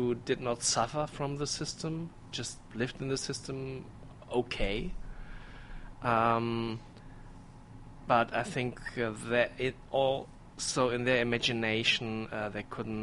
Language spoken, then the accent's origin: English; Germany; also born or lived in England; I grew up in the West